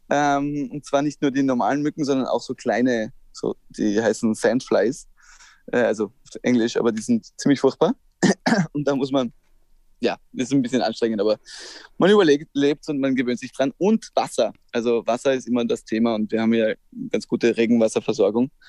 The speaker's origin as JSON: {"language": "German", "country": "Austria", "said": "also jetzt ich als Österreicher bin extrem abhängig von ihr"}